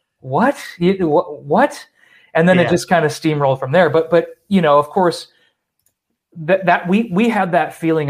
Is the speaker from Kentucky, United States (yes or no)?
no; Rochester, New York, United States; I'm from Rochester